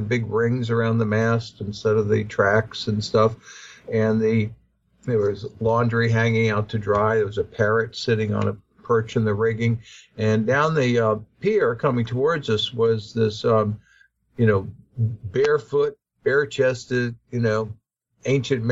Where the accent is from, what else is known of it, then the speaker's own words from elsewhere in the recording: Lake Pontchartrain, Louisiana, United States; I grew up sailing on Lake Pontchartrain as a child